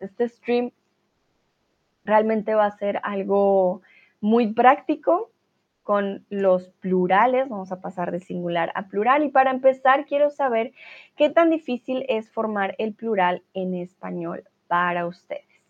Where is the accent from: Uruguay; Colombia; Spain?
Colombia; now in Germany; tutora de español y soy, bueno, de Colombia, pero vivo aquí en Alemania